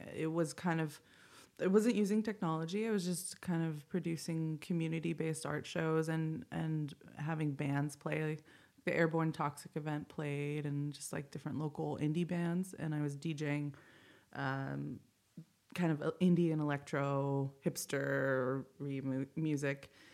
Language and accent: English; Indio, California, United States; I grew up in the Coachella Valley. I, I went to high school in Indio, um, in La Quinta area